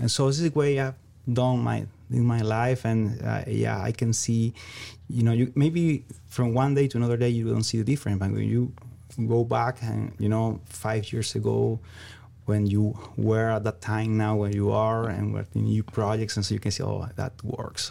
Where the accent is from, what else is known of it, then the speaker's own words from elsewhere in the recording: Venezuela; English is a second language; moved away as an adult; also born or lived in Ecuador / Iowa; now in South Dakota, United States; I'm originally from Venezuela, South America.